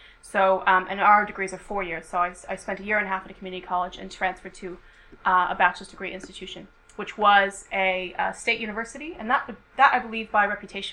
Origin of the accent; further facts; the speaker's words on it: United States; now in United Kingdom; I'm an American